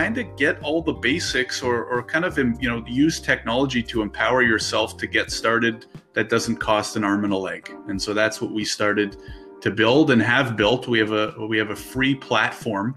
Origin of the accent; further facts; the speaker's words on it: Ottawa, Ontario, Canada; now in Toronto, Canada; I'm based out of Toronto, Ontario. I was born and raised in Ottawa